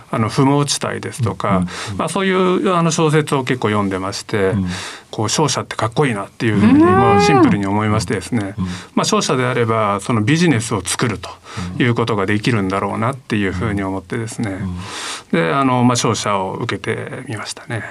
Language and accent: Japanese; Fukuyama, Hiroshima, Japan; 生まれはあの広島の福山という町ですね